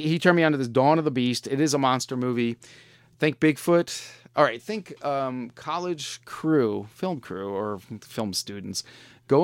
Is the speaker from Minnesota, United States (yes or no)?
no; Long Island, New York, United States; I was from Long Island